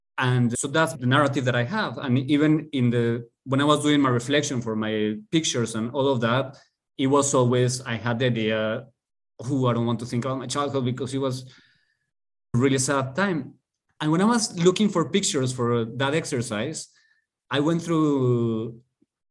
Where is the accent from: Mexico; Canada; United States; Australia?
Mexico; Mexico City; moved away; I am from Mexico City